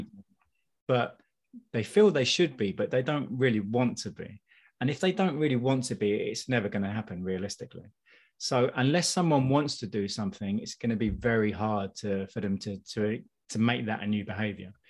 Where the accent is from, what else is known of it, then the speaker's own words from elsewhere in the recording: United Kingdom; I'm I'm British.